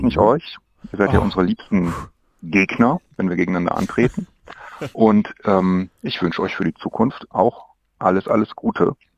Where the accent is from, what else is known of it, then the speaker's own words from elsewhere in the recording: Ruhr area, North Rhine-Westphalia, Germany; Ich komme aus dem Ruhrgebiet